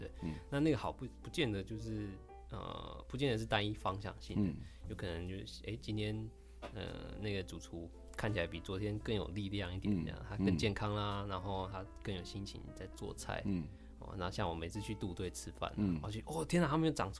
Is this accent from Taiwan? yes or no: yes; Minxiong, Chiayi County, Taiwan; 对对对，我在三星国小。